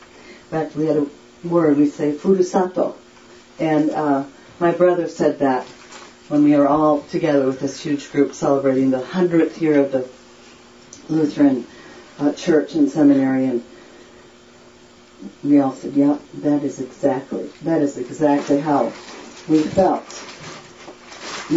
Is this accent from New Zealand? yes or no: no; Japan; My whole family went because I grew up in Japan.